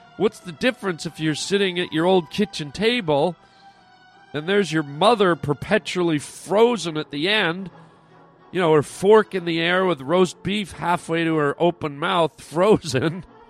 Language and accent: English; Canada; now in United States; I wasn't even raised in the United States. I'm Canadian